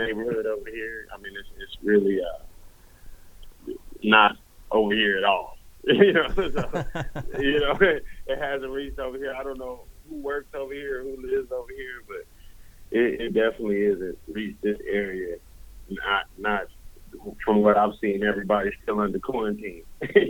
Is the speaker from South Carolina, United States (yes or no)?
no; Los Angeles, California, United States; I grew up in South Central